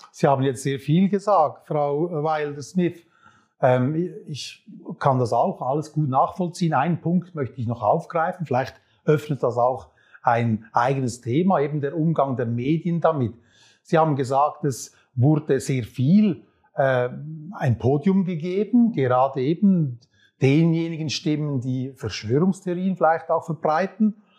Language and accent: German; Switzerland; als Schweizer Bürger